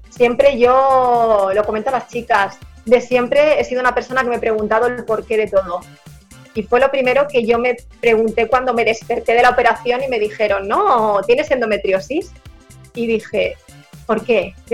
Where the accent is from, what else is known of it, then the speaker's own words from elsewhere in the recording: Barcelona, Catalonia, Spain; yo, yo soy de Barcelona